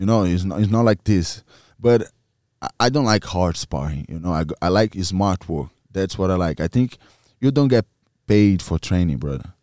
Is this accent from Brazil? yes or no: yes; Maranhão, Brazil; English is a second language; moved away; My family lives in in Maranhão, in my hometown